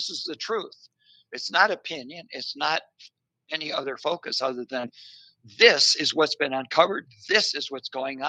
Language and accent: English; Muskegon, Michigan, United States; moved away; also born or lived in Traverse City, Michigan; Yes, I was born and raised in Muskegon.